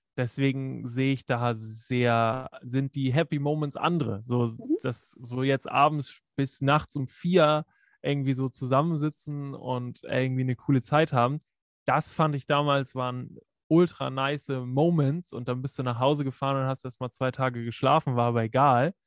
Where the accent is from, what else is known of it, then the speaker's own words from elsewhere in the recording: Preetz, Schleswig-Holstein, Germany; moved away as an adult; also born or lived in Kiel; wo ich nach Kiel gezogen bin, aus Preetz